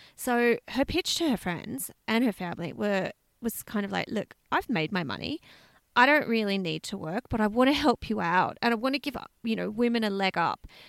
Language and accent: English; Australia; we're Australian